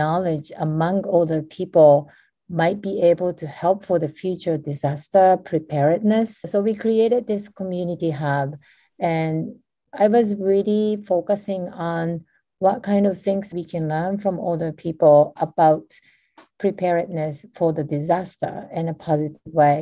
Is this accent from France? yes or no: no; Japan; I was born and raised in Japan